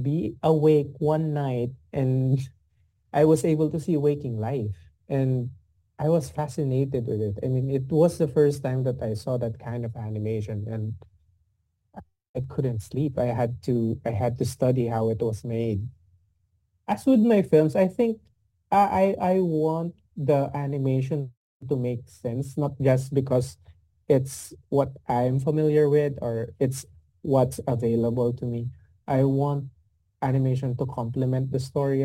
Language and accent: English; Laguna, Calabarzon, Philippines; I grew up in Laguna, which is outside of Manila